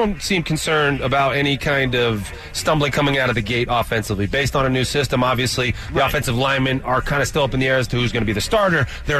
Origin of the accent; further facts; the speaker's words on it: California, United States; I'm from California, but I'm not a surfer.